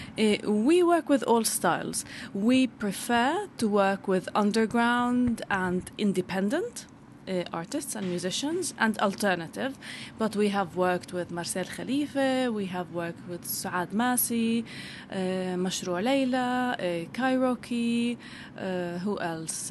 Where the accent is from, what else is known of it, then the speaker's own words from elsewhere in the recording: Bethlehem, West Bank, Palestine; now in London, United Kingdom; I'm originally Palestinian from Bethlehem